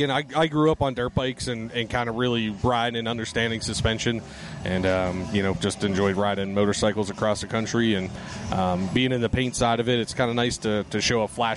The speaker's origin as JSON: {"language": "English", "area": "outside Pittsburgh", "region": "Pennsylvania", "country": "United States", "tie": "born or raised there", "said": "So born and raised in Pennsylvania and a little bit outside of Pittsburgh."}